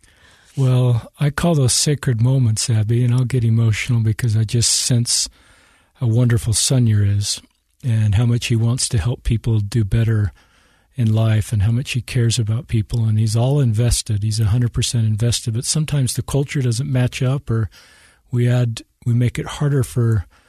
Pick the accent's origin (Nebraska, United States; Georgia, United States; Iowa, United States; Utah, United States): Utah, United States; Salt Lake City; I'm um, native of Utah. Grew up here in Salt Lake City.